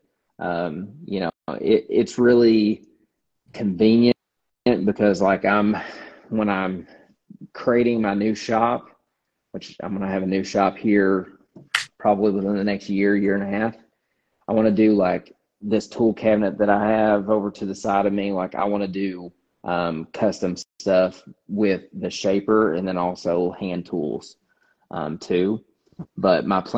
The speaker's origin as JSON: {"language": "English", "region": "Kentucky", "country": "United States", "moved": "yes", "said": "I'm from Kentucky"}